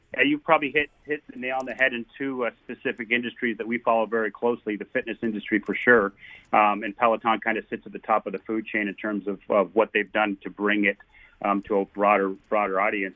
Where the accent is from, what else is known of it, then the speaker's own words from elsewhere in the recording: Canada; I'm a Canadian hockey player slash soccer player